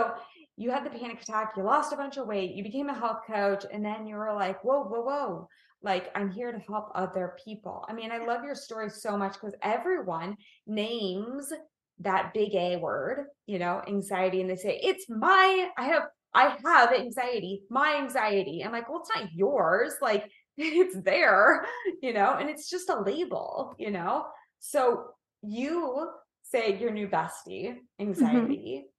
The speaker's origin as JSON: {"language": "English", "town": "Kansas City", "region": "Missouri", "country": "United States", "lives_now": "California, United States", "said": "Ah, I'm a Midwest girl too. I'm a Kansas City girl."}